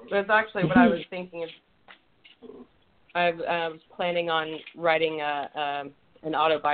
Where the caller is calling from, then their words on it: Los Angeles, California, United States; I'm in Los Angeles.